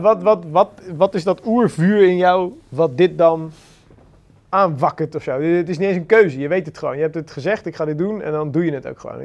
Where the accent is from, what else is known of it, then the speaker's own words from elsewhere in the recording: Randstad, Netherlands; bij ons in de Randstad